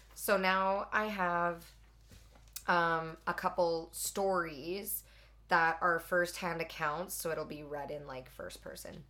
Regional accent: Edmonton, Alberta, Canada; I grew up in Edmonton or just outside in yeah. the burbs.

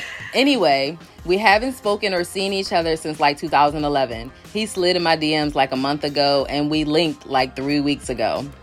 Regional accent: Philadelphia, Pennsylvania, United States; He's from North Jersey and I'm obviously from Philly.

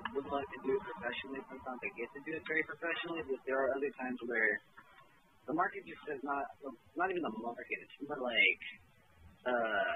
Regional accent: Houston, Texas, United States; now in Beaumont, United States; I hail from Houston, but live in Beaumont

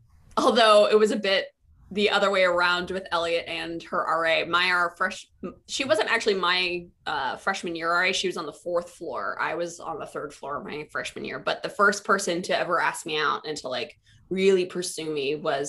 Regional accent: Ohio, United States; moved away as an adult; cause I'm from Ohio. So like there were like, I was queer

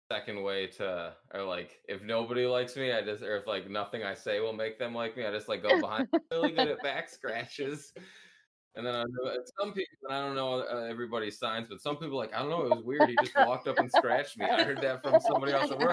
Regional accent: Wisconsin, United States; moved away; I'm from Wisconsin

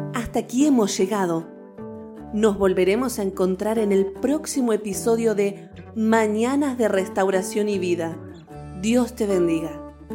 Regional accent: Buenos Aires, Argentina; accent: porteño; moved away; also born or lived in northern Argentina; teníamos un acento porteño

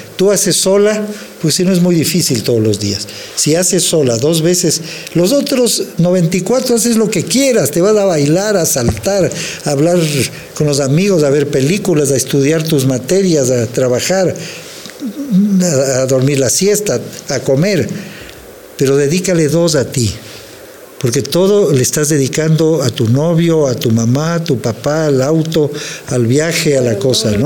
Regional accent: Quito, Pichincha, Ecuador; yo soy un colombiano que nació en Quito, y soy un mexicano que nació en Quito

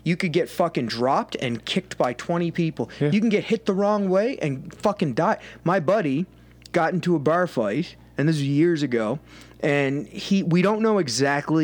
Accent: Cape Breton, Nova Scotia, Canada; we're from Cape Breton, so a lot of people in our island are like well-known fighters

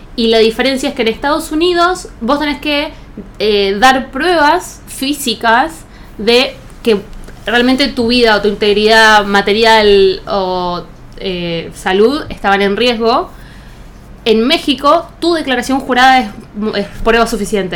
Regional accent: Buenos Aires, Argentina; yo toda la vida vivía acá en Buenos Aires

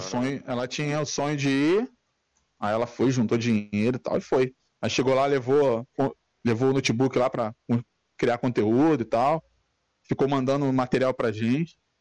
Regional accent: São Gonçalo, Rio de Janeiro, Brazil; Sou, sou do Rio

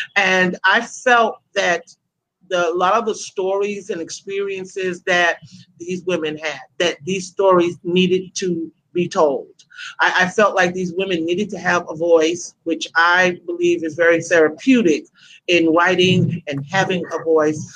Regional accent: New York City, New York, United States; moved away as an adult; now in Atlanta, United States; I am originally from Brooklyn, New York. Uh, that's where I was born, that's where I was raised. I've been in Atlanta, Georgia, where I am now. I've been in Atlanta for close to 30 years

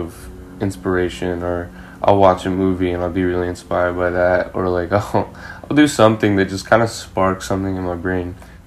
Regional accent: London, United Kingdom; moved away as an adult; also born or lived in California, United States / Seoul, South Korea / Australia; now in Boston, United States; I grew up in London for 14 years. So that's pretty much home for me.

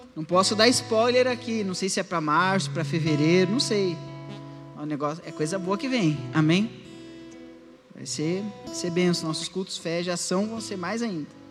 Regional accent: Alegrete, Rio Grande do Sul, Brazil; eu sou lá do Alegrete

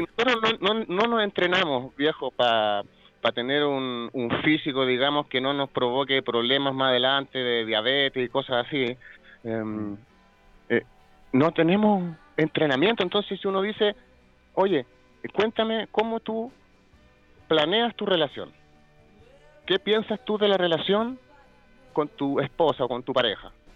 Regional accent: Chile; Somos el país, el oasis, somos los jaguares de Latinoamérica

